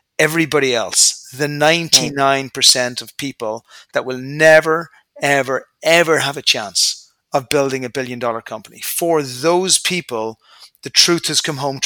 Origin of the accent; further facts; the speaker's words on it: Ireland; moved away; I'm an Irish guy initially. I came from a nice family.